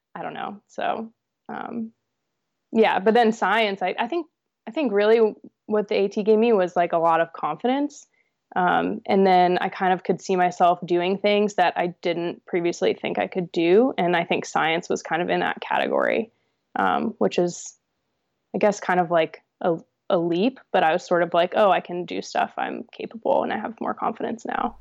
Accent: New Hampshire, United States; also born or lived in New York; we moved to New Hampshire from New York where we were living, um, when I was about, I think, five years old

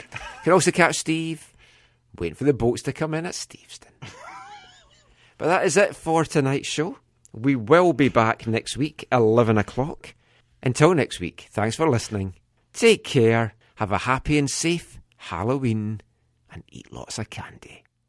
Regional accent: Scotland, United Kingdom; I am from the Kingdom of Fife, so

